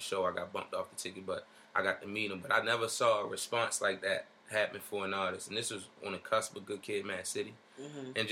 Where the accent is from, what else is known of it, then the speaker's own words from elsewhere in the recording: Baltimore, Maryland, United States; I'm from Baltimore. So, yeah, I'm from the northwest side of Baltimore City, Park Heights area